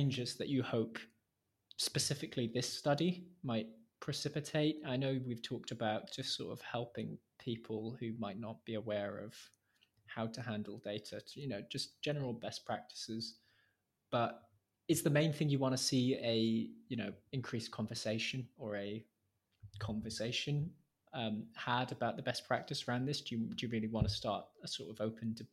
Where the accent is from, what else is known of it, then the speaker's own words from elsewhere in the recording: Wales, United Kingdom; I'm from Wales